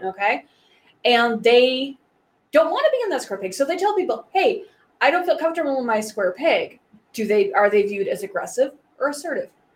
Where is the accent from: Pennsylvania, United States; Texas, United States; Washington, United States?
Washington, United States; Wenatchee; I grew up in Wenatchee